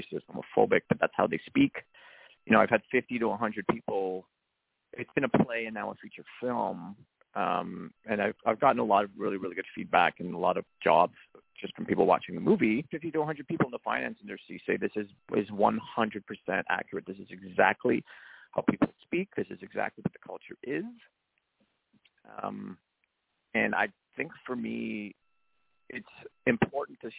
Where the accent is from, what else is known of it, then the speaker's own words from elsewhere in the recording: Canada; as a Canadian, Chinese, Italian